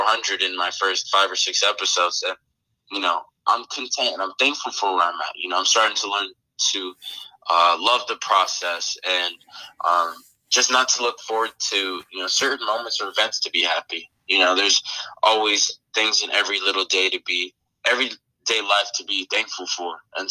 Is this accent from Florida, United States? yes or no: no; Washington, United States; moved away as an adult; also born or lived in Arizona; I grew up in Washington.